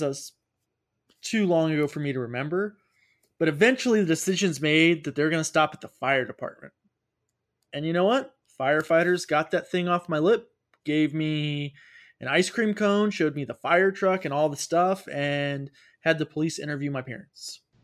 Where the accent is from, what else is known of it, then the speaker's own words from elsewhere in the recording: United States; being an American